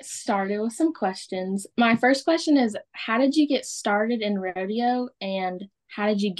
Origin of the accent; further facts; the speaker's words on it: Florida, United States; I'm from Florida